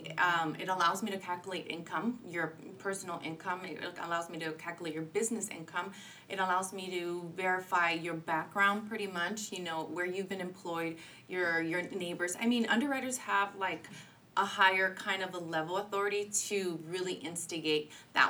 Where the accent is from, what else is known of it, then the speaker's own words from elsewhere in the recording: Santa Ana, California, United States; I grew up in Santa Ana, and I'm still sticking to my Santa Ana grounds